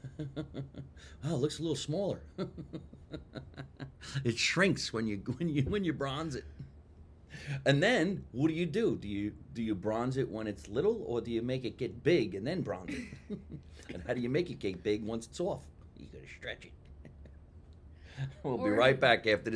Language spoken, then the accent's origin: English; Jersey City, New Jersey, United States; now in Los Angeles, United States; I'm originally from Jersey City, New Jersey